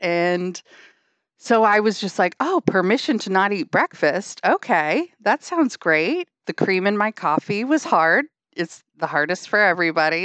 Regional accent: Hampton, New Hampshire, United States; now in Wilmington, United States; I grew up in a beach town in New Hampshire. So I'm from Hampton, New Hampshire

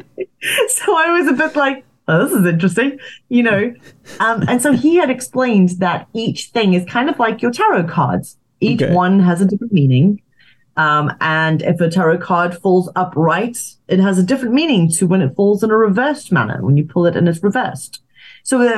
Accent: Zimbabwe; moved away; also born or lived in South Africa; I grew up in Zimbabwe

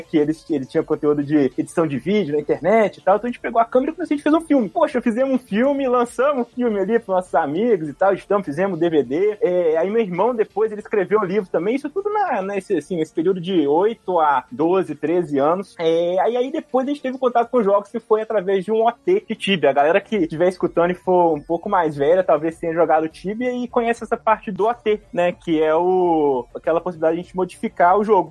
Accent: Belo Horizonte, Minas Gerais, Brazil; aqui em Belo Horizonte, sou de BH

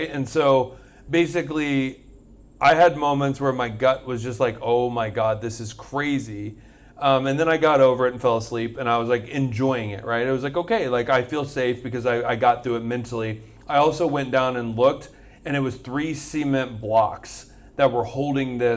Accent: Florida, United States; a big deal. We're from Florida.

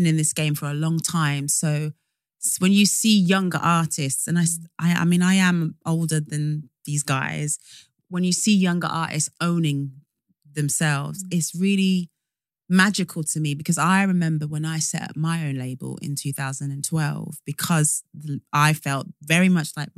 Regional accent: Northampton, East Midlands, United Kingdom; I'm from Northampton

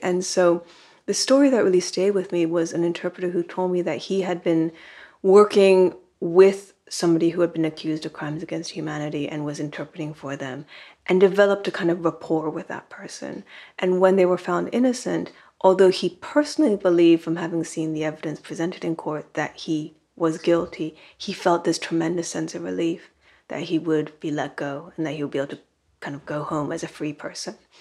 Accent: California, United States; first language Japanese; I grew up in California, but my parents were both immigrants to this country

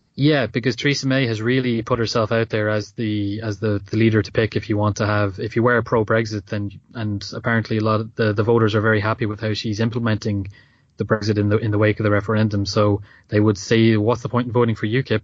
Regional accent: Ireland; as an Irish person

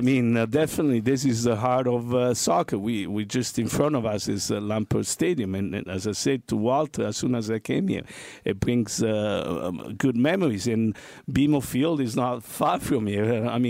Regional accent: Toronto, Ontario, Canada; I had the fortune as a young man growing up in Toronto.

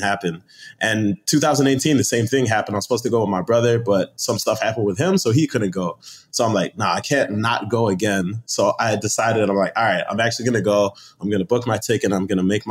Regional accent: Chicago, Illinois, United States; also born or lived in London / Arlington Heights, Illinois; I'm Nigerian, born in London, grew up in Chicago

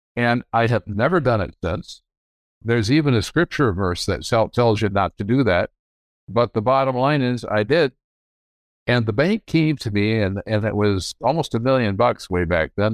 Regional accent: Grand Rapids, Michigan, United States; I grew up in Grand Rapids, Michigan. I was born here in nineteen forty-three.

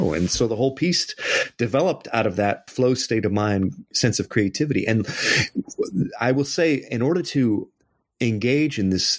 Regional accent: Anchorage, Alaska, United States; So yeah, I was born in Anchorage. And when you play in the middle of winter in Anchorage, it gets really dark really quick.

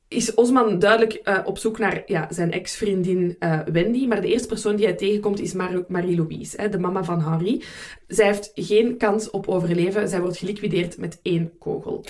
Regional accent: Belgium; voor mij als Belg

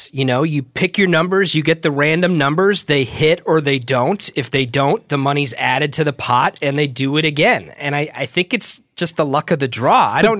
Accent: New Jersey, United States; it was you and I grew up in New Jersey.

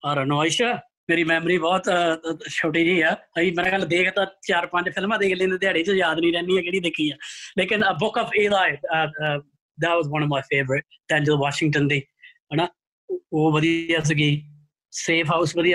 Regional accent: Canada; ਮੈਂ ਕੈਨੇਡਾ ਦਾ ਮੁੰਡਾ

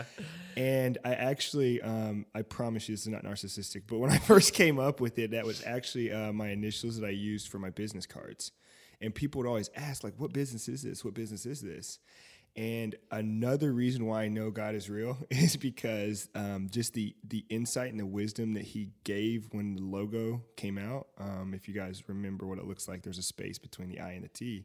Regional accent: Fayetteville, North Carolina, United States; moved away; also born or lived in Seymour, Indiana / Indianapolis, Indiana; I'm from Fayetteville, North Carolina

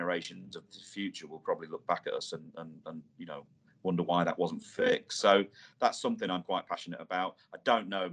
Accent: Irthlingborough, East Midlands, United Kingdom; moved away as an adult; the village I grew up in Earthlinborough in Northamptonshire, that's where I grew up my first sort of 20 years of my life in the Midlands there.

